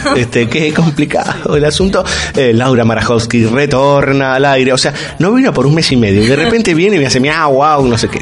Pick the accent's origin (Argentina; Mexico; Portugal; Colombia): Argentina; como argentino, si quieren, como sudaca para los demás